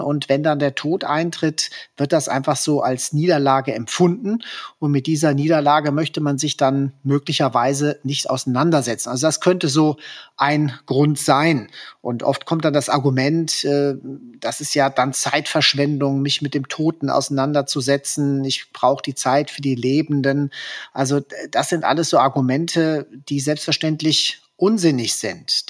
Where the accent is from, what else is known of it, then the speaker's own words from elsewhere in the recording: Hesse, Germany; In Hessen, wo ich herkomme und wo ich praktiziere